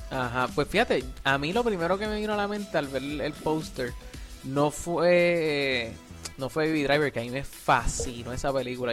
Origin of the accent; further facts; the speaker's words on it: Puerto Rico; moved away as an adult; also born or lived in Mayagüez, Puerto Rico / San Juan, Puerto Rico; now in United States; yo hasta que me fui de Puerto Rico